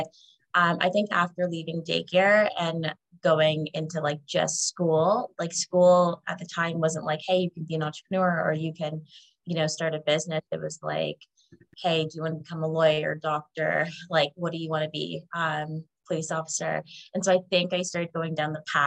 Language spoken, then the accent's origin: English; Canada; I was born in Canada